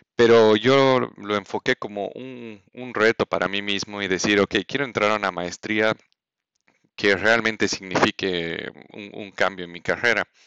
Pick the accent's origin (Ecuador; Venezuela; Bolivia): Bolivia; first language Spanish; moved away as an adult; also born or lived in Mexico; yo siendo boliviano quería mm, eh, eventualmente, quiero eventualmente volver a ejercer en mi país